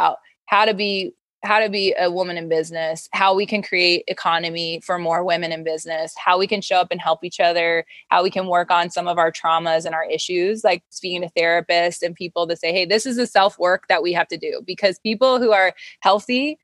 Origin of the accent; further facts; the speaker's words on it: Wyoming, United States; moved away; I'm from Wyoming